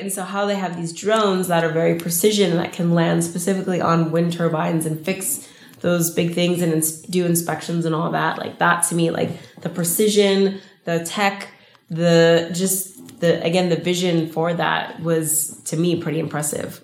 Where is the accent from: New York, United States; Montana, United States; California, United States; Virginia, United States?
California, United States; Los Angeles; I'm from L